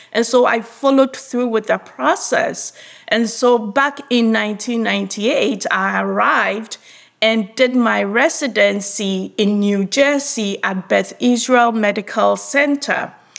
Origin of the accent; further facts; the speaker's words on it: Ghana; moved away as an adult; I was born and grew up in Ghana.